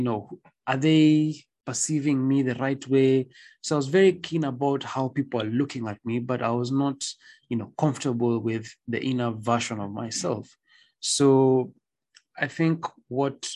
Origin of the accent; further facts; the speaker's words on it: Nairobi, Kenya; I came from a very good school, Riara, mm-hmm. and then I went to a different school mm-hmm. in the other side of Nairobi